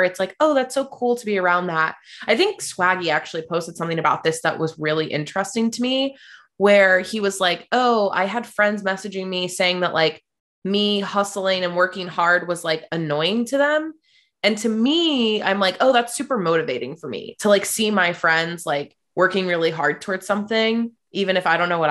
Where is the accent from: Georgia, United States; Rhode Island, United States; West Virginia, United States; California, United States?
West Virginia, United States; also born or lived in Portland, Oregon; now in Los Angeles, United States; I grew up in West Virginia